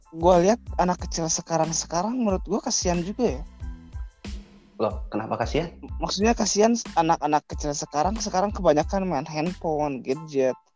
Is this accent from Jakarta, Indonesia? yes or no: no; Bogor, West Java, Indonesia; asli gue nuturan Bogor ada turunan Belandanya Uganda sih